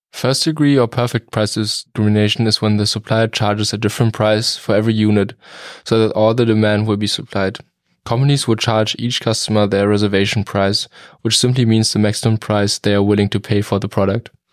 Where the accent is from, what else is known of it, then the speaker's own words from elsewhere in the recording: Germany; now in United States; I'm from Germany.